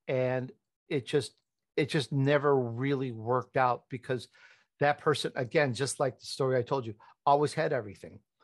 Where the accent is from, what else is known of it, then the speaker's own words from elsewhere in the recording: Chicago, Illinois, United States; accent: Chicago; also born or lived in Italy; I was born in Italy, but I grew up in Chicago, and though sometimes my Chicago comes out